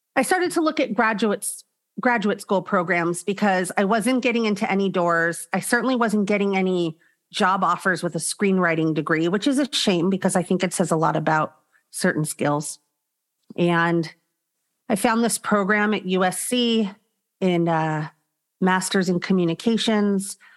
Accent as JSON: {"language": "English", "town": "Los Angeles", "region": "California", "country": "United States", "tie": "born or raised there", "also_born_or_lived": "Arizona", "said": "I was born in the San Fernando Valley. I grew up in the San Fernando Valley"}